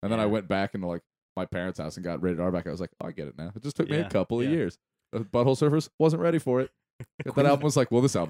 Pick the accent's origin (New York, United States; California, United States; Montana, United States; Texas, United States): California, United States; San Diego; also born or lived in Indiana; now in Louisville, United States; when I was growing up in San Diego